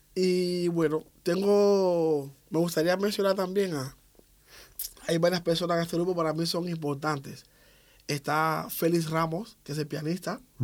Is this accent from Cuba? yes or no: yes; Havana, Cuba; soy de, de, Ciudad de La Habana. Nací el 3 de octubre de 1969.